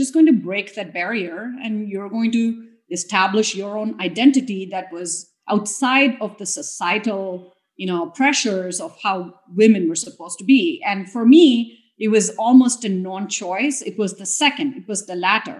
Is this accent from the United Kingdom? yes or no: no; India; moved away as an adult; also born or lived in Clemson, South Carolina, United States; now in United States; growing up in India, especially the age and the time that I grew up in India